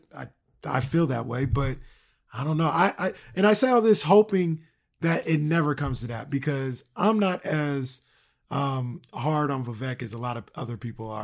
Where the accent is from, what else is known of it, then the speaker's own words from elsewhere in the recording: California, United States; being born and raised in California